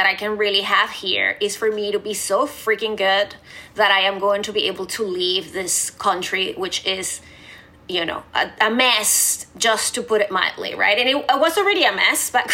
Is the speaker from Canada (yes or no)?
no; Venezuela; moved away; I grew up in Venezuela